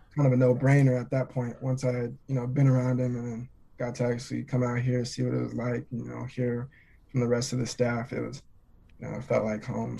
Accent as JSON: {"language": "English", "town": "Twentynine Palms", "region": "California", "country": "United States", "tie": "born or raised there", "also_born_or_lived": "Nebraska", "moved": "as an adult", "said": "Twenty Nine Palms is in the high desert. I live Twenty Nine Palms is about an hour away from Palm Springs"}